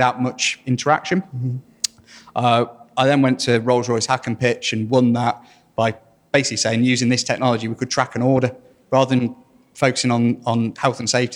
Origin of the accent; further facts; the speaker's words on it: Burton upon Trent, East Midlands, United Kingdom; I'm from Burton near Derby